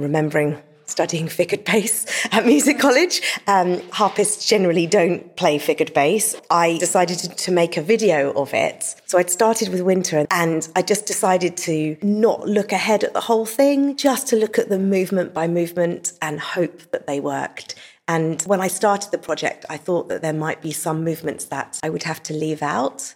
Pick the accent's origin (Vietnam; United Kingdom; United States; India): United Kingdom; England; I'm from England and I'm a harpist.